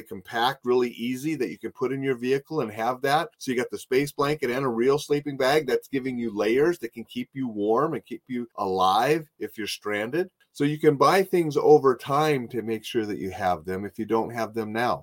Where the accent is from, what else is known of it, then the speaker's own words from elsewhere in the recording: North Dakota, United States; as a little kid growing up in North Dakota